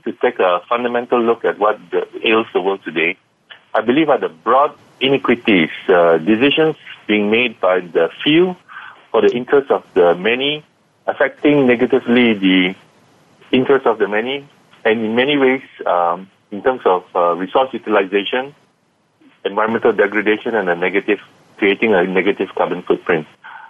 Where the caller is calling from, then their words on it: Kuala Lumpur, Malaysia; I'm calling in from Kuala Lumpur, Malaysia.